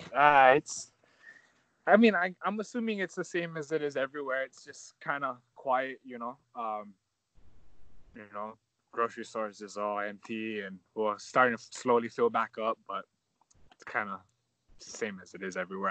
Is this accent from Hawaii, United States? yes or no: yes; Hawaii, United States